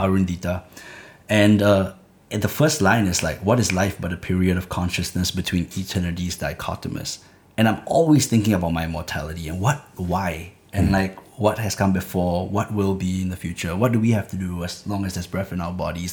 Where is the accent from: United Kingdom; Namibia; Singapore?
Singapore; where I was growing up in Clementi